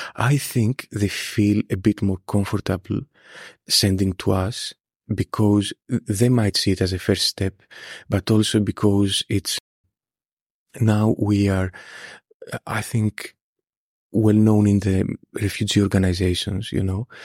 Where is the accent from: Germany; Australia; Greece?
Greece; moved away as an adult; also born or lived in Scotland; now in United Kingdom; I stayed in my hometown